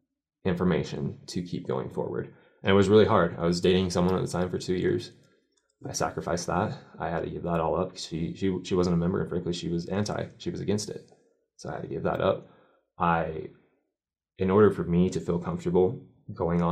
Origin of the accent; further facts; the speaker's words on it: Utah, United States; I grew up in Utah, even though I was baptized